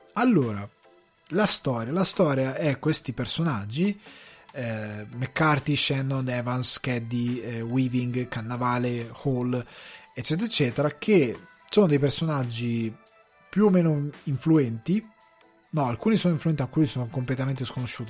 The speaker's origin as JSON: {"language": "Italian", "region": "northern Italy", "country": "Italy", "tie": "born or raised there", "said": "i miei genitori sono siciliani, io sono cresciuto al nord Italia"}